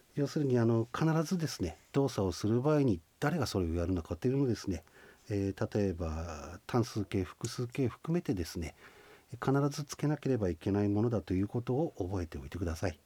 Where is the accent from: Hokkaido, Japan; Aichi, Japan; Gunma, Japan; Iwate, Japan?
Hokkaido, Japan; Shinhidaka; accent: Shizunai dialect (Ainu); 静内方言静内に住んでおりますので静内方言を使っている